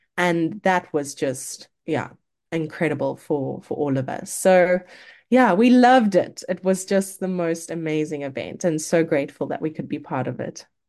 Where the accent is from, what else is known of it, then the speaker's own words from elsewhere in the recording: South Africa; as a South African